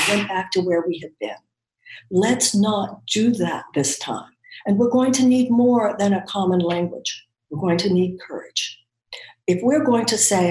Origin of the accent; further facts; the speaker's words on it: United States; as an American